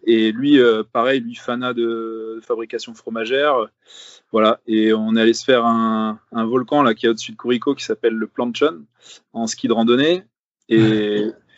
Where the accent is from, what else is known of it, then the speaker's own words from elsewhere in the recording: Paris, Île-de-France, France; moved away; j'ai grandi à Paris.